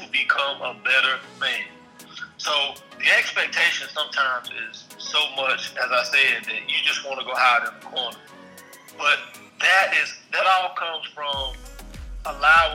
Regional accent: Bible Belt, the South, United States; being from the South, being a young black man growing up in the Bible Belt

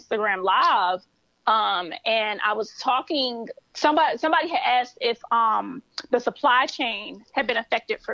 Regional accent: Baltimore, Maryland, United States; I started in Baltimore, where I'm from

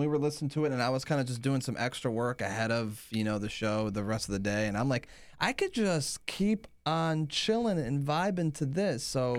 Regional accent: Macomb, Michigan, United States; I'm from Metro Detroit. I'm from Macomb, Michigan.

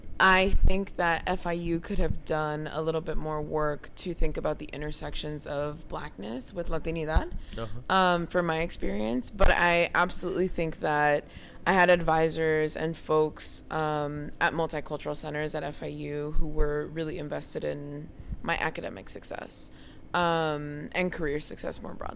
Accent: Miami, Florida, United States; now in Williamstown, United States; I'm from Miami.

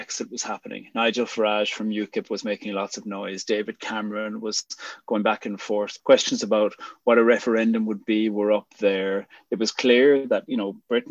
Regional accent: Cork, Munster, Ireland; moved away; also born or lived in Northern Ireland; I'm from the People's Republic of Cork. So, Cork.

